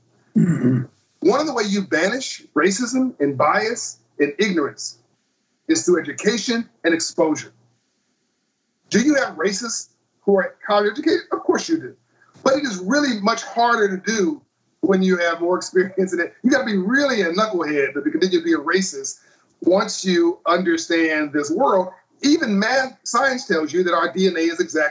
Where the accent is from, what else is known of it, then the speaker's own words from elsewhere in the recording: Compton, California, United States; I grew up in Compton, California.